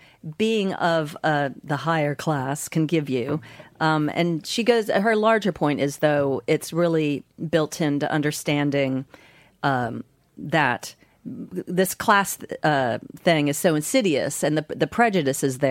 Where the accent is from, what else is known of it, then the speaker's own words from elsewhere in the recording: United States; accent: American; moved away as an adult; also born or lived in Los Angeles, United States; now in London, United Kingdom; my own American accent